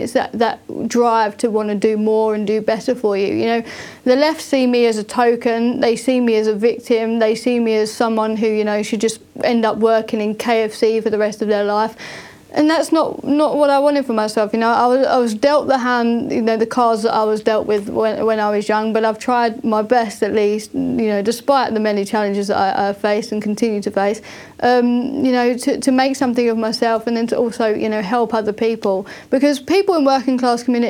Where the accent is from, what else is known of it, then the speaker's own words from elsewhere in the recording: Thurrock, East of England, United Kingdom; I come from a working class community in a town called Thurrock in Essex in the UK, which you can probably tell by my accent